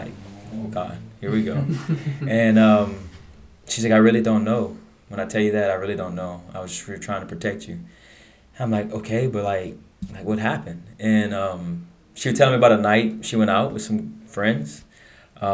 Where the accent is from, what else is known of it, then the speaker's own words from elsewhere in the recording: Abbeville, Louisiana, United States; Born and raised in Abbeville, Louisiana